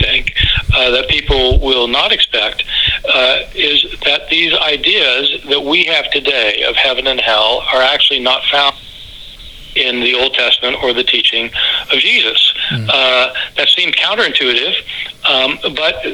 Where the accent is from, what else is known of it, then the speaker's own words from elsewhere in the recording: Lawrence, Kansas, United States; I grew up in Lawrence, Kansas, and I was raised as a Christian